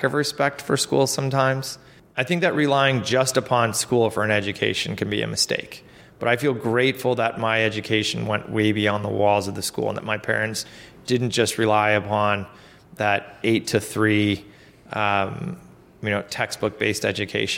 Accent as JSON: {"language": "English", "town": "Lockport", "region": "New York", "country": "United States", "tie": "born or raised there", "said": "I grew up in a town called Lockport, New York, just outside of Buffalo"}